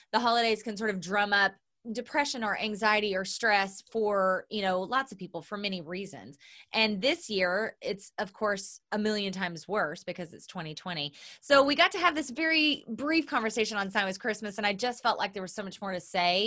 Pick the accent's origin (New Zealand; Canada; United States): United States; Oklahoma; moved away; I'm from Oklahoma